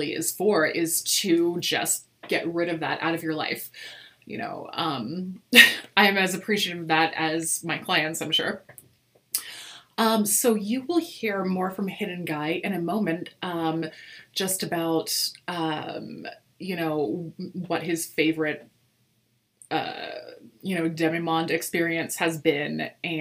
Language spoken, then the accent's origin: English; East Coast, United States; I was born on the East Coast in a very conservative evangelical